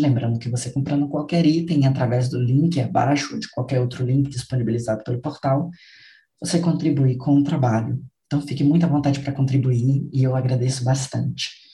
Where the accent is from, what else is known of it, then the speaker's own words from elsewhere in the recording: Brazil; nós que somos brasileiros